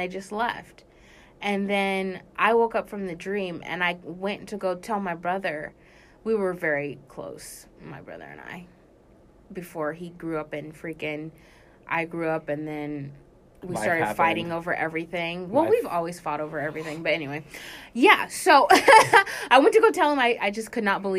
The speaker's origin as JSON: {"language": "English", "town": "Anchorage", "region": "Alaska", "country": "United States", "tie": "born or raised there", "also_born_or_lived": "California", "moved": "yes", "said": "Anchorage, Alaska is where I was raised."}